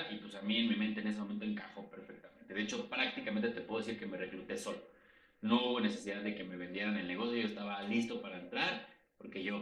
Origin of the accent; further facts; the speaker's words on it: Mexico City, Mexico; tengo 32 años, soy de la Ciudad de México